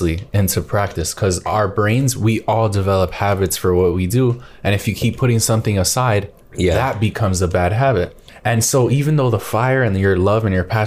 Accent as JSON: {"language": "English", "town": "New York City", "region": "New York", "country": "United States", "tie": "born or raised there", "said": "we are born and raised in New York City"}